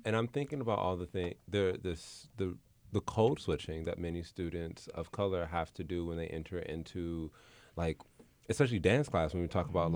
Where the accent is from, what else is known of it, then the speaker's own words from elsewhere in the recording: Los Angeles, California, United States; where I grew up in South Central